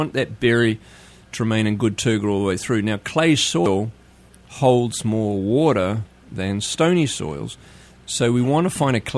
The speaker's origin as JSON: {"language": "English", "country": "New Zealand", "tie": "born or raised there", "accent": "New Zealand", "moved": "as an adult", "lives_now": "United States", "said": "Born and raised in New Zealand"}